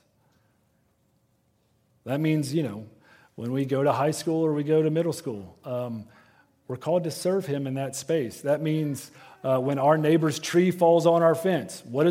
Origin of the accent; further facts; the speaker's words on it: Western North Carolina, United States; I am from Western North Carolina. Ornamental shrubbery is kind of our thing, all right? Like, that is a threat to our livelihood where I'm from